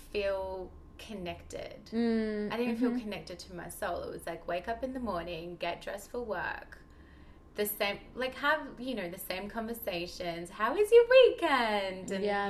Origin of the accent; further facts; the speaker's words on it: Melbourne, Victoria, Australia; moved away as an adult; now in Bondi, Australia; grew up in Melbourne, had the most, very like conventional life